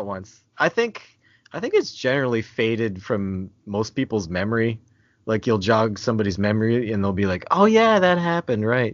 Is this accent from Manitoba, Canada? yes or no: no; New Brunswick, Canada; accent: Canadian; I'm from Canada, uh, from New Brunswick specifically